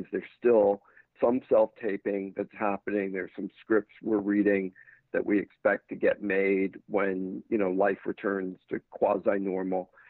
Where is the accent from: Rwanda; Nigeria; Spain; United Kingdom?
United Kingdom; London; moved away as an adult; now in United States; I had a couple of years in the States, but I uh, essentially I grew up in London moved out here at 18 to go to UCLA.